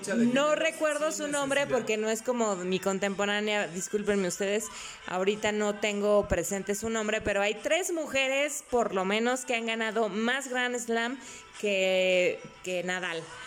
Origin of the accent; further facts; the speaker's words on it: Mexico; Soy más mexicana que el nopal